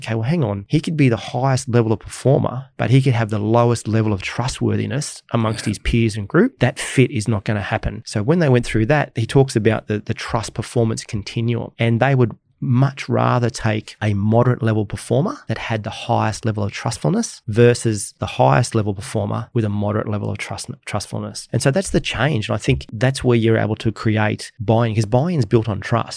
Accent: Australia

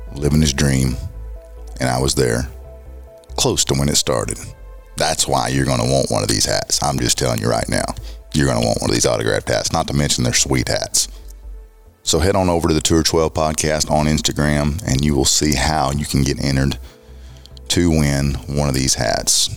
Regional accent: Arkansas, United States; We are coming to you from my home state, Arkansas

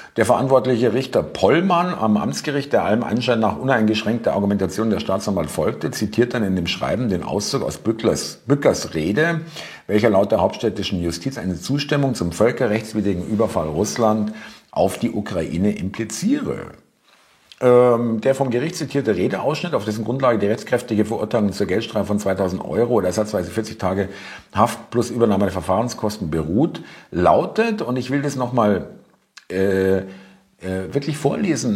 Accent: Munich, Bavaria, Germany; wie uns das im Münchner Gymnasium eingepimst wurde

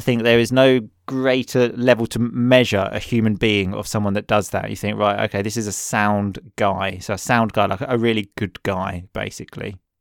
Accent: Essex, East of England, United Kingdom; accent: Essex; my Essex accent

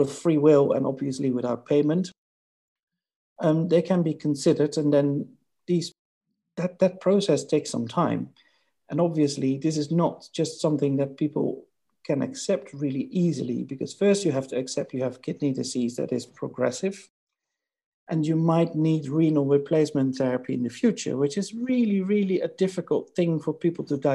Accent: Netherlands; moved away as an adult; now in United Kingdom; my native country, my home country, the Netherlands

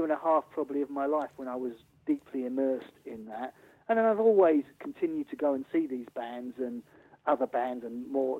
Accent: Wimbledon, London, United Kingdom; moved away; also born or lived in Sussex; I'm from Wimbledon

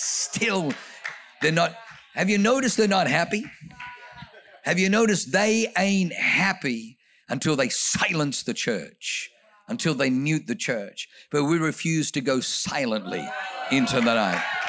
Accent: Australia; also born or lived in Germany / New Zealand; now in United States; grew up in Australia

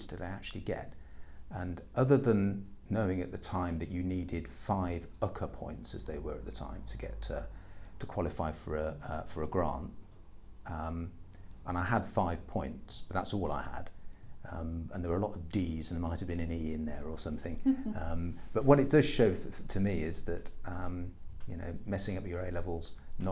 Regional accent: Royal Leamington Spa, West Midlands, United Kingdom; I was born in Leamington, went to school at Leamington College for Boys

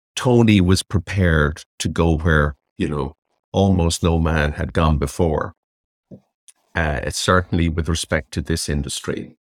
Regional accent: Dublin, Leinster, Ireland; I grew up in Dundrum in County Dublin.

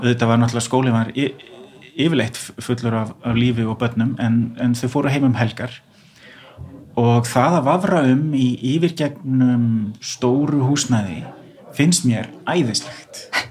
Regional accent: Iceland; við erum Íslendingar

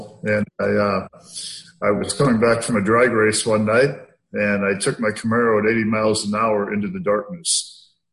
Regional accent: Iowa, United States; It was just my mom and I living in the middle of 140 acres in the middle of nowhere, Iowa. And we didn't have any money. I grew up real poor

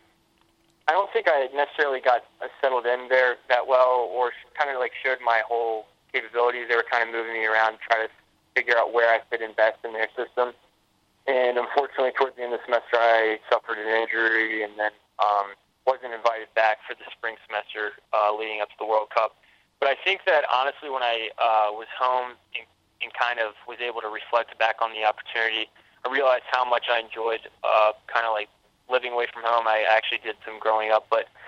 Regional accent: Anderson, South Carolina, United States; born or raised there; also born or lived in Columbia, South Carolina

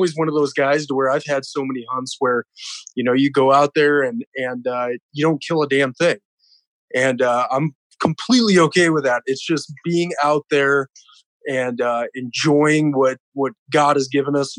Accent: South Dakota, United States; born and raised in South Dakota

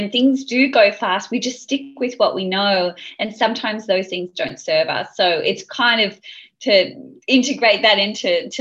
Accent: Sydney, New South Wales, Australia; I grew up in Sydney.

